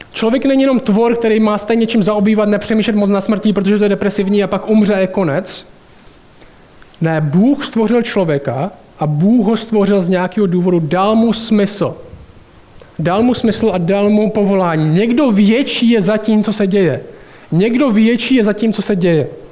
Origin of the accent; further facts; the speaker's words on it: Šumperk, Olomouc Region, Czechia; moved away as an adult; also born or lived in United States; pořád bydlím v paneláku, ve kterým jsem vyrůstal tady v Šumperku